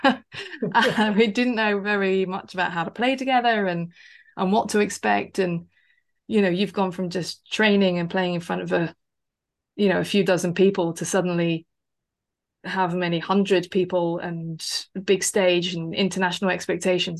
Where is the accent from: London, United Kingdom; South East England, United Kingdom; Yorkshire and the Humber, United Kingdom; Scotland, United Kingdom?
South East England, United Kingdom; West Sussex; I grew up in West Sussex, not too far away from Brighton